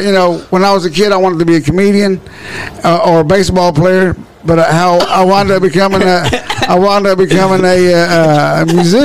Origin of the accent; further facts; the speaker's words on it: Marlin, Texas, United States; now in Waco, United States; I'm from Waco, Texas. Yeah. Well, now originally from Marlin.